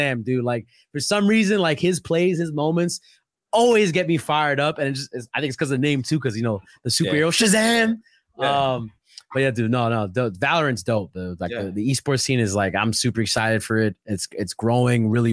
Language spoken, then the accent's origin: English; New York City, New York, United States; I'm from Brooklyn